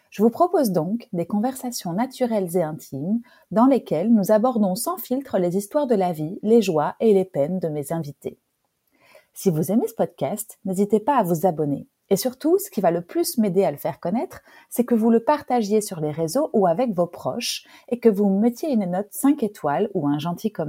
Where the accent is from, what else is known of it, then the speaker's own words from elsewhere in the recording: Nîmes, Occitania, France; born there; donc je suis née à Nîmes.